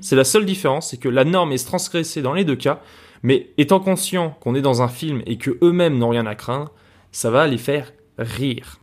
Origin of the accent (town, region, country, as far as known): France